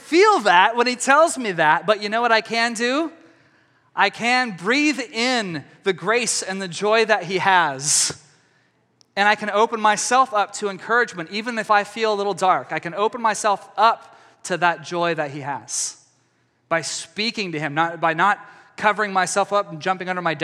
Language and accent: English; East Texas, United States; I come from East Texas